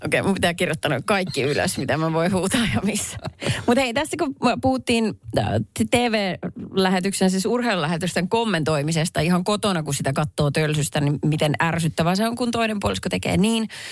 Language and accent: Finnish; Perniö, Southwest Finland, Finland; moved away; tuolla mun kotiseudulla Varsinais-Suomen Perniössä